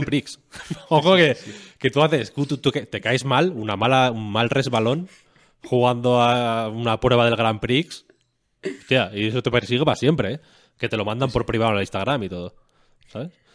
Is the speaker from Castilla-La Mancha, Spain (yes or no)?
no; León, Castile and León, Spain; moved away; yo soy de León Capital, vaya, yo no tengo pueblo